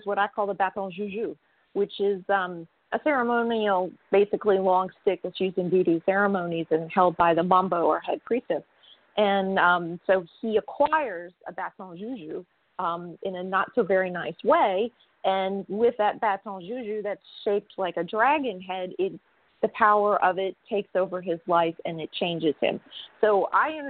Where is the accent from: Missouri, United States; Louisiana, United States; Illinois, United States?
Louisiana, United States; New Orleans; I'm from New Orleans.